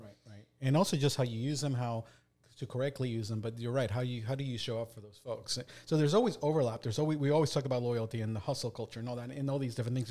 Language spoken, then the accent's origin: English; Delaware, United States; we're from Delaware